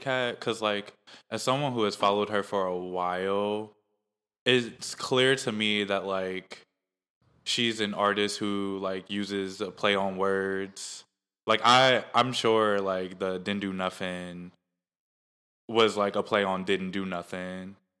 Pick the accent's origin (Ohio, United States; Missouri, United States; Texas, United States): Ohio, United States; Maple Heights; moved away; also born or lived in San Diego, California; I'm from Mooresville Heights, Ohio. Um, that's also where I went to school.